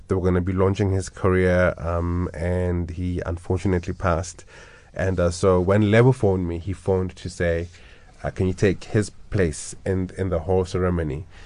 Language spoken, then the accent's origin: English; Johannesburg, Gauteng, South Africa; I was born and bred in Orlando East